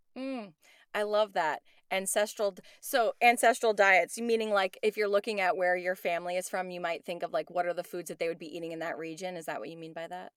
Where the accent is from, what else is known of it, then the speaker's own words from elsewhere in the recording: New York, United States; moved away; I'm from New York